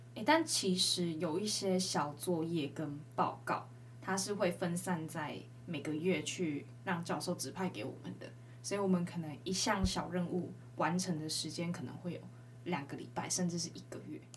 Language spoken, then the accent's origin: Chinese; Changhua County, Taiwan; 我自己彰化人